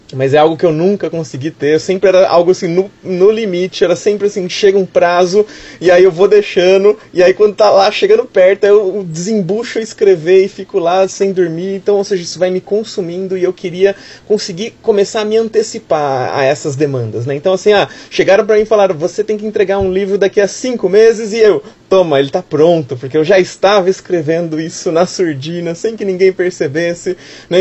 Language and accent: Portuguese; Campinas, São Paulo, Brazil; now in São Paulo, Brazil; Eu falo de São Paulo, nasci em Campinas, mas moro em São Paulo